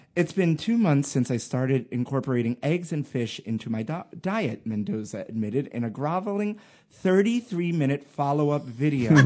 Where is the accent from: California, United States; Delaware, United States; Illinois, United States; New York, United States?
New York, United States; I'm from Brooklyn